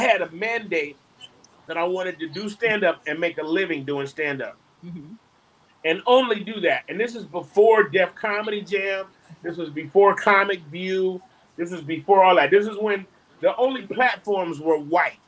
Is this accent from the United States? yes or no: yes; Detroit, Michigan, United States; now in Charlotte, United States; the way I grew up in Detroit